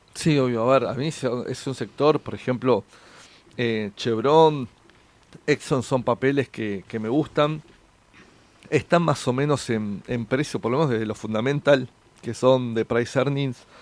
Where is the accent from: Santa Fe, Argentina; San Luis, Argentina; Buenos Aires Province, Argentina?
Buenos Aires Province, Argentina; San Fernando; yo soy del partido de San Fernando